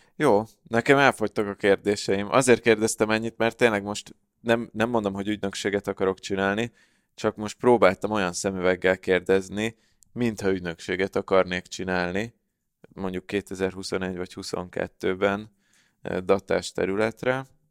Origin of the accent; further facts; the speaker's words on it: Hungary; magyarok vagyunk